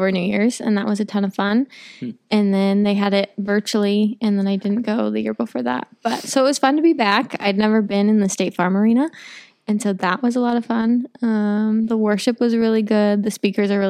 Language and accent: English; Nappanee, Indiana, United States; moved away as an adult; also born or lived in Winona Lake, Indiana; now in Columbia City, United States; I'm from Napanee, Indiana. I went to high school at Northwood